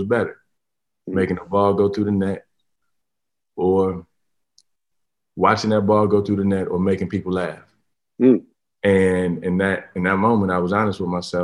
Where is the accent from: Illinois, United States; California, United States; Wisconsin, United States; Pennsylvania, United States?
Illinois, United States; Harvey; I'm from Harvey, Illinois, and that's a hood where, you know, part of my survival was basketball